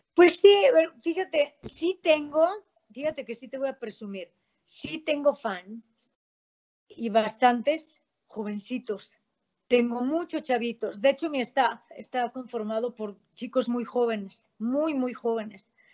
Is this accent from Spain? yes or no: no; León, Guanajuato, Mexico; Yo soy guanajuatense, soy panza verde